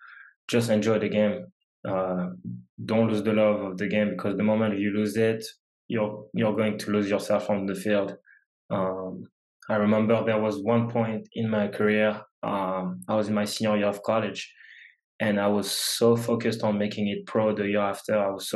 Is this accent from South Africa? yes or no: no; France; English is a second language; We've said I come from France, you know, whole different culture, whole different language.